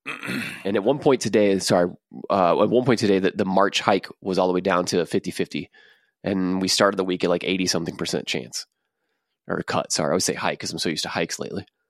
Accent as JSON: {"language": "English", "region": "Texas", "country": "United States", "said": "we're from Texas"}